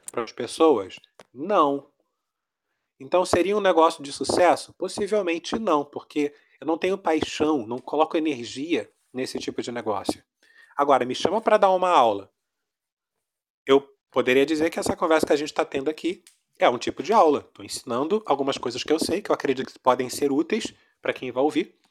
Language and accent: Portuguese; Rio de Janeiro, Brazil; Sou do Rio. Brasil, Rio de Janeiro. Ah. Embora meu sotaque esteja todo misturado.